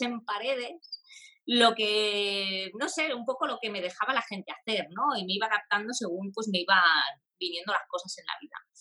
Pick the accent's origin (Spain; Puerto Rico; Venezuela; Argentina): Spain; Sabadell, Catalonia; yo soy de Sabadell, de una ciudad aquí en Barcelona